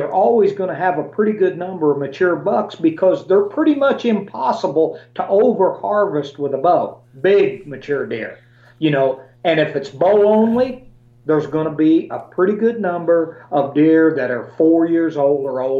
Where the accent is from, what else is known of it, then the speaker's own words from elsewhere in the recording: Illinois, United States; Illinois is my favorite because it's my home state.